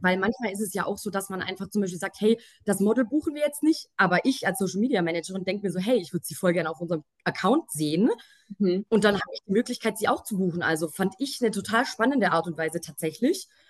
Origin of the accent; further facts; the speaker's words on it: Swabia, Germany; accent: Swabian; now in Munich, Germany; ich bin gebürtige Schwäbin, lebe mittlerweile aber in München. Äh, falls mir mal irgendwie ein Akzent rausrutscht